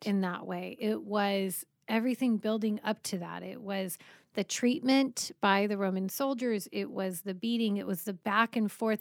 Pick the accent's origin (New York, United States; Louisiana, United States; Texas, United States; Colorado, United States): Colorado, United States; now in California, United States; I grew up in Colorado